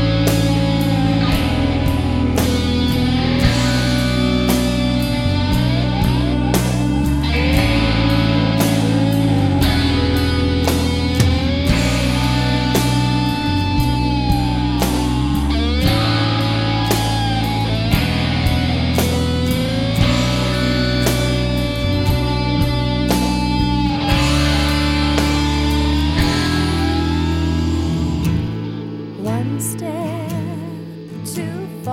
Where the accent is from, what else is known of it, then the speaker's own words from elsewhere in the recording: Texas, United States; I'm from Texas